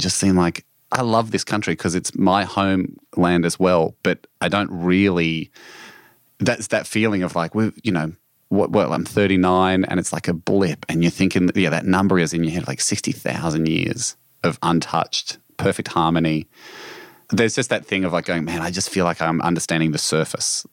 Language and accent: English; Australia; this is, of course, my home country